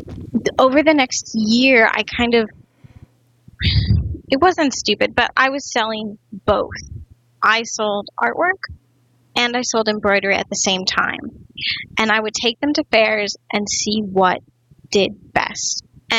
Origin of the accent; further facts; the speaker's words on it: Midwest, United States; Growing up in the Midwest, craft was definitely different than what it is now.